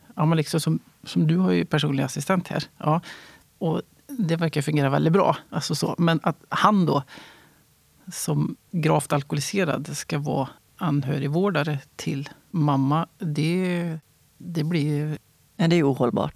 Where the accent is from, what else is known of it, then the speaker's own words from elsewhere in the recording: Värmland, Sweden; also born or lived in Stockholm / Västergötland; now in Vargön, Sweden; Jag är född i Stockholm, jag är uppvuxen i Värmland.